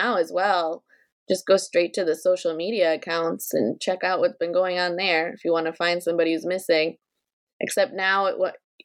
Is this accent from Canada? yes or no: no; Ukraine; moved away; also born or lived in Milwaukee; my hometown in Ukraine